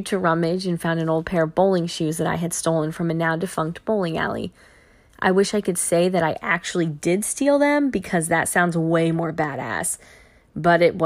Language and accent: English; Fredericksburg, Virginia, United States; moved away as an adult; also born or lived in Milwaukee, Wisconsin; now in Fredericksburg, United States; moved in with my parents in Fredericksburg, Virginia, my hometown